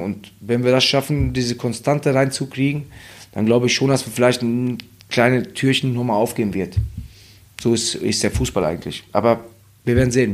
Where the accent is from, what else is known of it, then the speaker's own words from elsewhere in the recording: Hagen, North Rhine-Westphalia, Germany; ich bin ja in, in Hagen groß geworden und oder in Deutschland